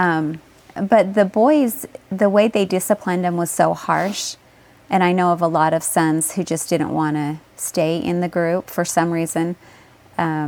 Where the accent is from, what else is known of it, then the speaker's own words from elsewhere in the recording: Pinesdale, Montana, United States; I grew up in Pinesdale and Montana, where it's a community of polygamists